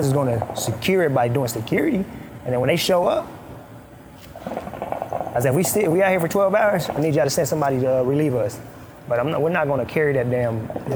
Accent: Sudan; first language Arabic; English is a second language; now in United States; I was born in Sudan

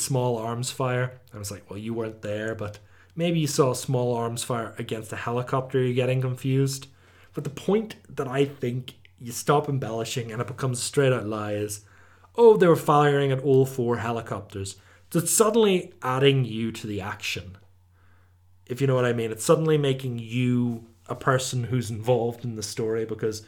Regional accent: Omagh, Northern Ireland, United Kingdom; my hometown

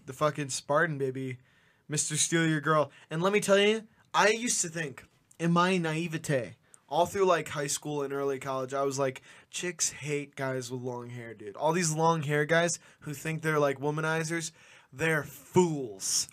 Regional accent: United States; as an American

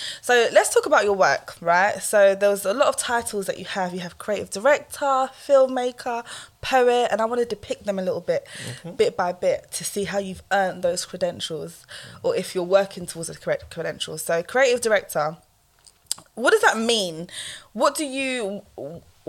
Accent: Jamaica; I'm Jamaican

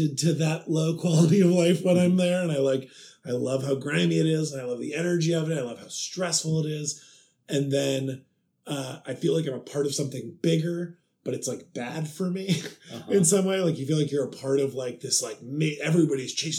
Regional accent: Cleveland, Ohio, United States; moved away; also born or lived in New York; Cleveland originally, born and raised

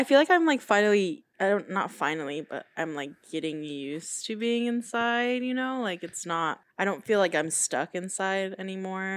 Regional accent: Denver, Colorado, United States; moved away; my hometown of Denver, Colorado

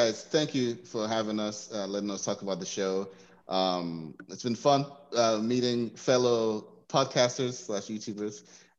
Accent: Nigeria; I'm from Nigeria.

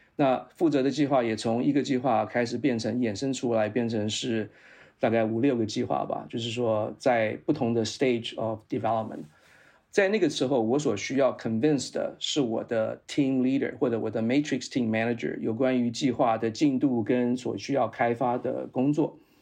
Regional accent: Taiwan; moved away as an adult; also born or lived in Utah, United States; 我是在台湾出生，然后在台湾受教育，在台湾当过两年兵， 然后呢，再到美国去念了研究所。那我在台湾的时候，我是念的是化学工程，是在淡江大学

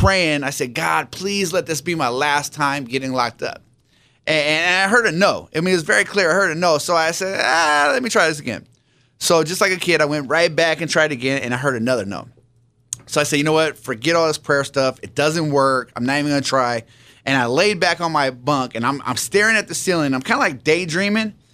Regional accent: San Diego, California, United States; I grew up out here in San Diego

